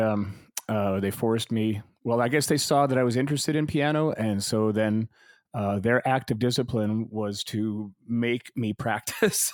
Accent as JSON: {"language": "English", "town": "Calgary", "region": "Alberta", "country": "Canada", "tie": "born or raised there", "also_born_or_lived": "Vancouver", "said": "I grew up in Calgary, I was there since"}